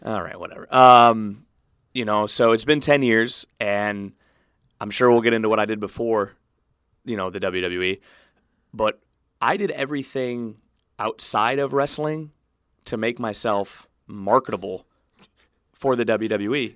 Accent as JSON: {"language": "English", "town": "Cleveland", "region": "Ohio", "country": "United States", "tie": "born or raised there", "moved": "yes", "said": "C B S in Cleveland to cover my hometown teams"}